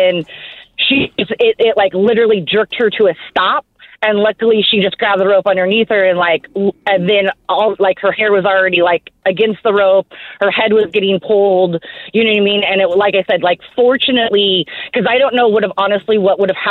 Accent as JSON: {"language": "English", "region": "Arizona", "country": "United States", "moved": "yes", "said": "I'm from originally from Arizona"}